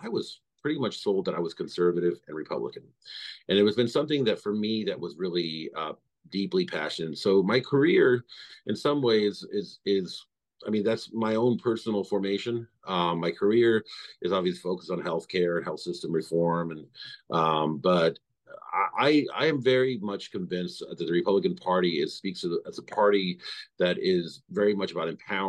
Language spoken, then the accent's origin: English; Idaho, United States; now in Maryland, United States; I grew up in Idaho